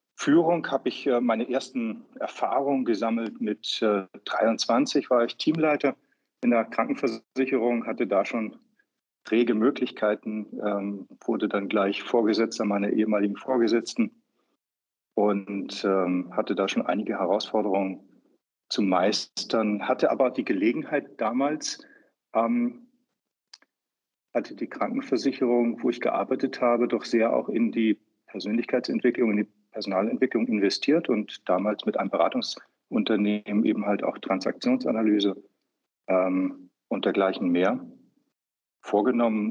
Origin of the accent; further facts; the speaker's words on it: Hamburg, Germany; also born or lived in Upper Austria / Vienna; now in Austria; ich als gebürtiger Hamburger jetzt in Wien sitze